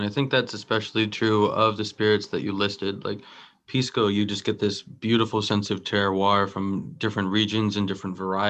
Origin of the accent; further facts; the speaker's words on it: Southwest, United States; I grew up in the Southwest.